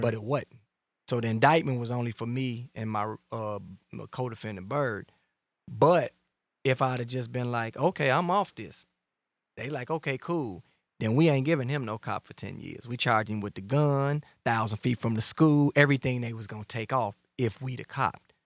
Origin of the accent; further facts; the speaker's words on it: Chicago, Illinois, United States; I'm from Englewood, Gresham